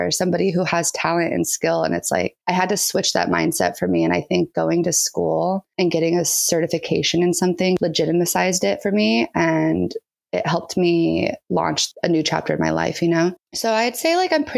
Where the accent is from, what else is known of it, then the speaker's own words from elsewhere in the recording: San Diego, California, United States; I'm from San Diego, California.